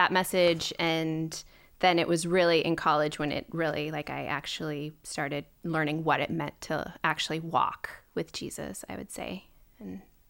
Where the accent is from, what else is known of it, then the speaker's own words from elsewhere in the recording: Minnesota, United States; I would claim I'm from Minnesota. I moved around a lot as a kid because I was a corporate brat and my dad would get transferred.